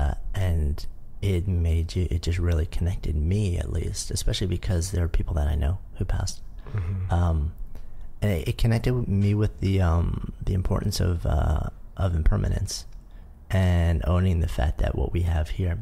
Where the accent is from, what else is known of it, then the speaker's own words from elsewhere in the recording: United States; now in New York City, United States; I grew up just outside of New York